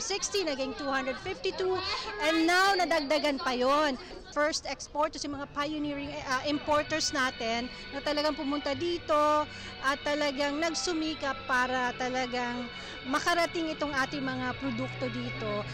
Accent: Philippines; tayo as a Filipino, napaka-emotional natin

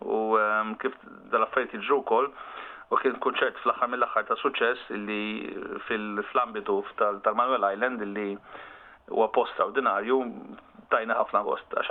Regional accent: Malta; aħna Maltin

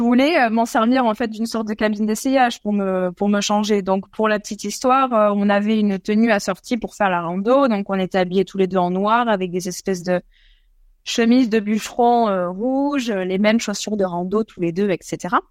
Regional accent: Pyrenees, France; now in Australia; en France, on est des Pyrénées

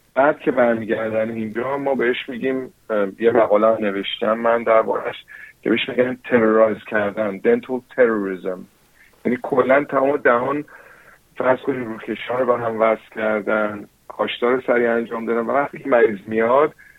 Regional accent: New Zealand; Persian is a second language; now in Australia; من چون فارسیم اولین لنگویجم نبوده یعنی من تو نیوزیلند به دنیا آمدم و بزرگ شدم

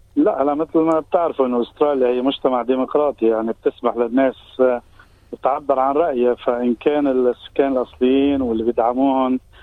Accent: Lebanon; now in Australia; نحن كجالي لبناني كجالي عربي

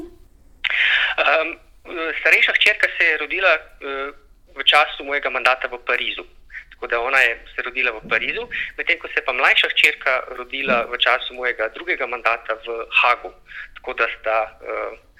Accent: Brežice, Lower Sava, Slovenia; moved away as an adult; also born or lived in Ljubljana; now in Canberra, Australia; Prihajam iz Brežic, tam sem preživel bolj kot ne celotno svoje otroštvo.

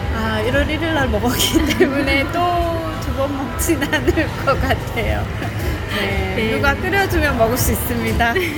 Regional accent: South Korea; moved away as an adult; now in Australia; 여기서 태어나지 않고 한국에서 어느 정도 학교를 마치고 왔기 때문에

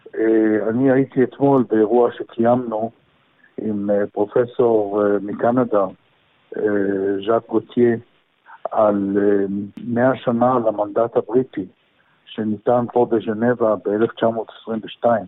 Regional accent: Israel; now in Geneva, Switzerland

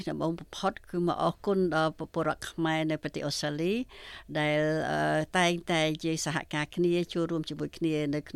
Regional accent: Cambodia

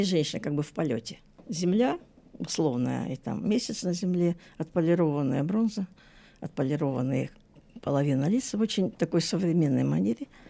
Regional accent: Saint Petersburg, Russia; now in Australia; Я же из Ленинграда

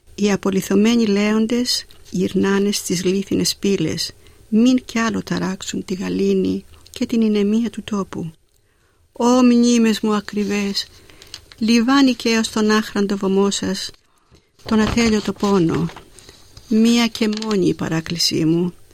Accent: Zakynthos, Ionian Islands, Greece; moved away as an adult; also born or lived in Athens, Greece; now in Melbourne, Australia; Γεννήθηκα στη Ζάκυνθο, την υπέροχη και την όμορφη

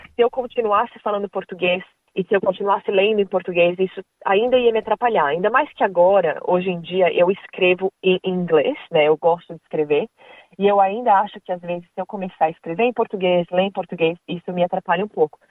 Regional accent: Brazil; moved away as an adult; now in Perth, Australia; a gente que é do Brasil

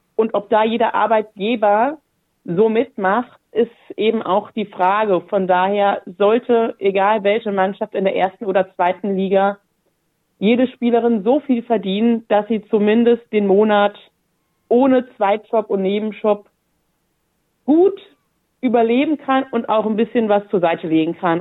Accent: Saarland, Germany; moved away as an adult; now in Wolfsburg, Germany; wodurch ich auch meine Heimat, das Saarland äh, im Südwesten Deutschlands verlassen habe und tatsächlich 2016 dann nach Wolfsburg gezogen bin

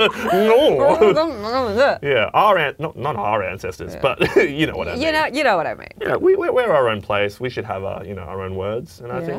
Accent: Sydney, New South Wales, Australia; I'm from Western Sydney. I'm from Western Sydney.

